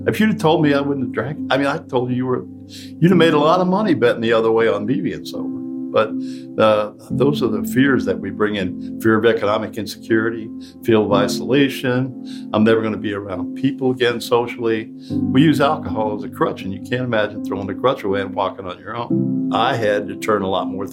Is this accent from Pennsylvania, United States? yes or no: no; southeast rural Ohio, United States; moved away as an adult; now in Detroit, United States; I was born from an intact family in southeast rural Ohio. We didn't have any much. I went to the service. I came back